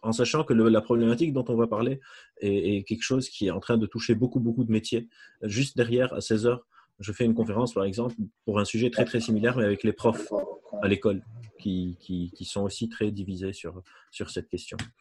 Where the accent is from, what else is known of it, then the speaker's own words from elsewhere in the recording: Lebanon; moved away; je suis libanais, j'ai grandi euh, là-bas